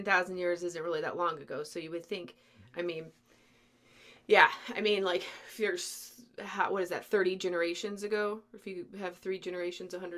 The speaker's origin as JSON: {"language": "English", "region": "New Mexico", "country": "United States", "tie": "born or raised there", "said": "I grew up in New Mexico. I grew up in, like, next to Isleta Pueblo."}